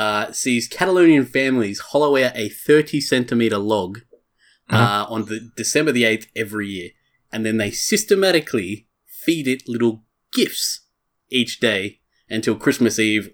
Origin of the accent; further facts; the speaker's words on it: Australia; well, we're Australian, so we don't celebrate Thanksgiving